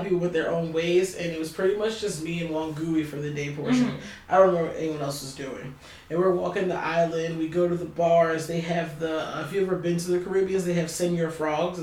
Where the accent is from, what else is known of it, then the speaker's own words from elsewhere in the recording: Baltimore, Maryland, United States; we're telling him from Baltimore